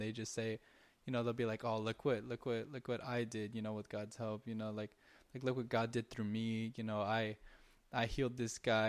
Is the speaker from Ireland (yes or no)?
no; Southern California, United States; we're from SoCal.